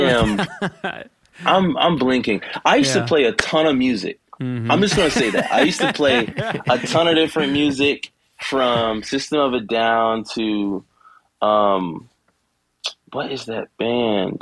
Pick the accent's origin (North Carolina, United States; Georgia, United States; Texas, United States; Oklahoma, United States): Georgia, United States; Savannah area; I am originally from Savannah, Georgia. Well, I was born in Savannah, but I grew up in a small town right outside of Savannah. It's called Rankin, Georgia